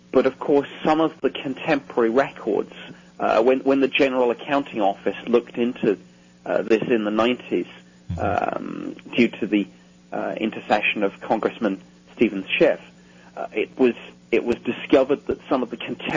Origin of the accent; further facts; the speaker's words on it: United Kingdom; myself as a Brit